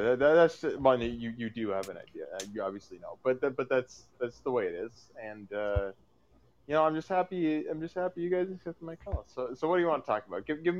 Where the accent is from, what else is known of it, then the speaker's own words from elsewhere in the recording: Canada; I'm Canadian.